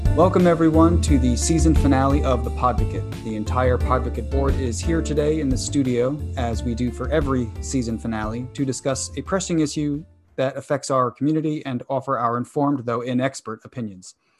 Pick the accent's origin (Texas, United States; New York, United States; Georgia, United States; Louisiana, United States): New York, United States; I grew up in New York